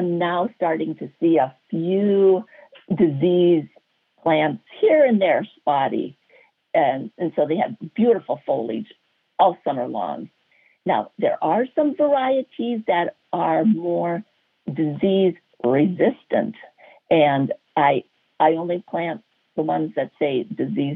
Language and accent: English; North Dakota, United States; moved away; I grew up in North Dakota. North Dakota